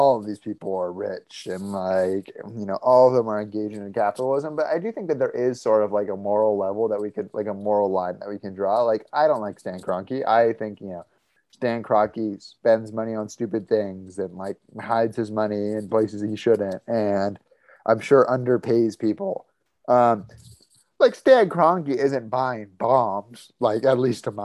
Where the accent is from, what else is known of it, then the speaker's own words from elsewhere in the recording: United States; I am obviously like a fan from the United States of a team in England